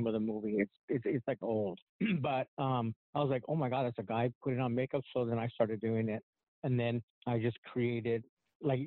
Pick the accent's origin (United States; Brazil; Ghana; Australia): United States; Orange County, California; I was born in Orange County